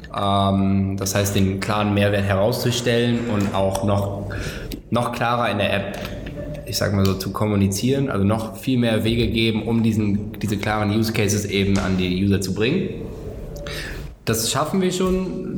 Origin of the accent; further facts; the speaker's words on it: Cologne, North Rhine-Westphalia, Germany; ich komme aus Köln.